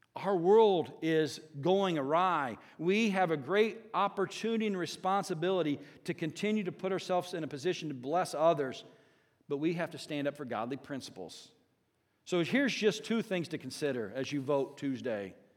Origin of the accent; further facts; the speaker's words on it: Southern Indiana, United States; growing up in Southern Indiana